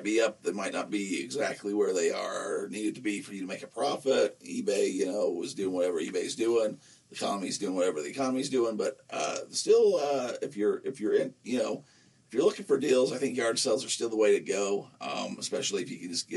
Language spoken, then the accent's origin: English; Nephi, Utah, United States; a little rodeo in my hometown where I grew up